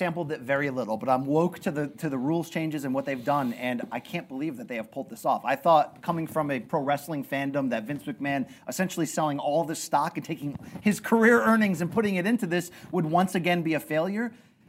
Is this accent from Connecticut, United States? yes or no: yes; Naugatuck, Connecticut, United States; I'm from Factory Town, Naugatuck, Connecticut